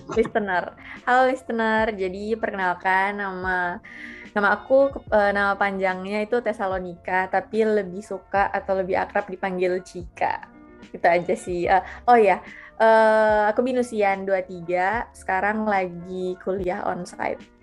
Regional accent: Palu, Central Sulawesi, Indonesia; moved away as an adult; harus balik lagi ke tempat asal balik lagi ke Palu

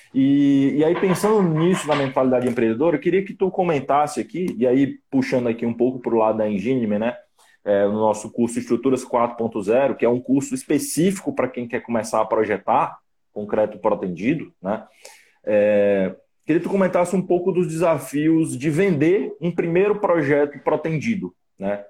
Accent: Fortaleza, Ceará, Brazil; eu sou originário de Fortaleza

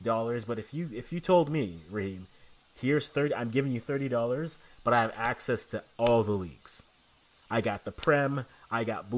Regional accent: Canada; as a Canadian

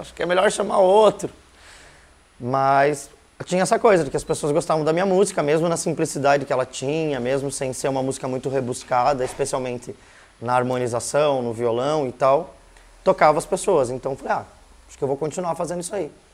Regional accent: Curitiba, Paraná, Brazil; also born or lived in Brasília; Então eu vim bem pequeno para cá, né? Minha irmã já era maiorzinha, mas eu vim com um ano e pouquinho para cá. E aí, né, dentro de uma família curitibana mesmo, então digo que sim, nasci em Brasília, mas de fato eu sou curitibano

